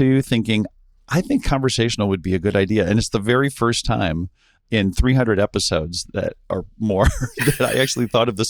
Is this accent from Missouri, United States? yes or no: yes; St. Louis, Missouri, United States; I grew up in St. Louis